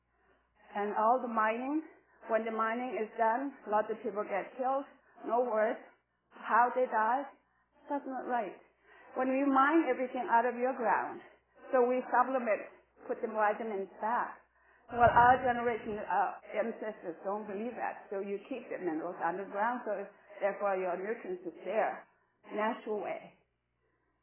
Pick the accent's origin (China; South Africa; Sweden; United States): China; Lhasa, Tibet; English is a second language; now in Canada; I was born in Tibet, in Lhasa